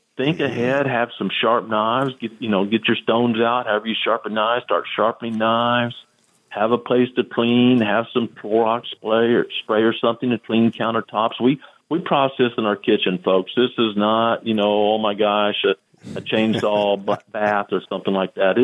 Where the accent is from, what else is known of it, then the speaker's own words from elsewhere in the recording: the Ozarks, Missouri, United States; I was raised in the Ozarks.